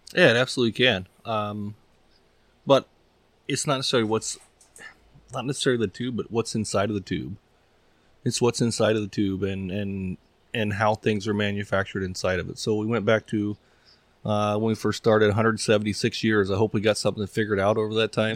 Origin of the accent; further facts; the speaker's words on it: East Texas, United States; moved away; also born or lived in Midwest; I grew up in East Texas where you weren't really shooting, shooting things that far